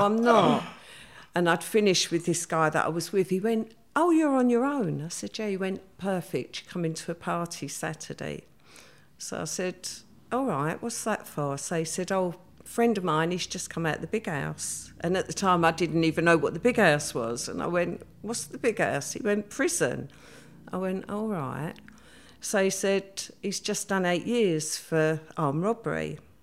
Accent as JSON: {"language": "English", "region": "London", "country": "United Kingdom", "tie": "born or raised there", "said": "I grew up in the East End. I actually grew up in Stepney"}